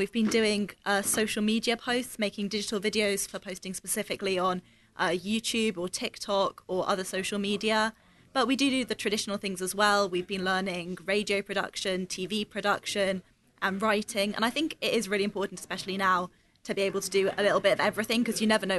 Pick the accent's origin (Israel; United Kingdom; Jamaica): United Kingdom; Suffolk, East of England; I grew up in Suffolk, and I lived in Suffolk.